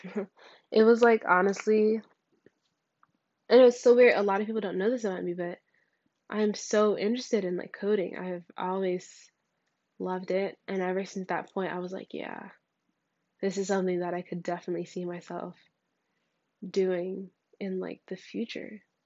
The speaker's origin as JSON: {"language": "English", "area": "near Newark", "region": "New Jersey", "country": "United States", "tie": "born or raised there", "moved": "yes", "said": "back when I was in my hometown, uh, that was close to Newark"}